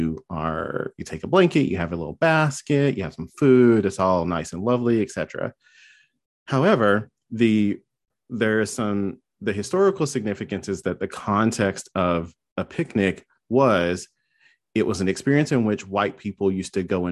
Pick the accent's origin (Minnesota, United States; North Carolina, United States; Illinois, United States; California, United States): North Carolina, United States; I grew up in North Carolina in the middle of nowhere